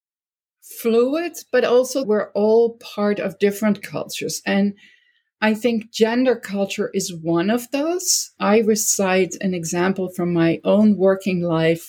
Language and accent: English; Netherlands; now in United States; never fully Dutch anymore, and I'm never fully American either.